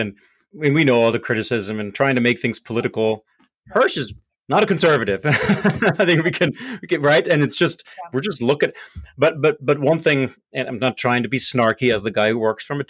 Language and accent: English; Germany; moved away; I grew up in Germany where we have a tremendous amount of trade schools and opportunities there